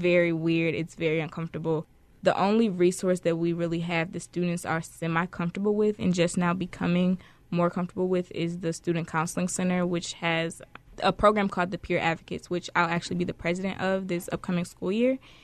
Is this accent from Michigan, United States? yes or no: yes; Detroit, Michigan, United States; I'm originally from Detroit, Michigan.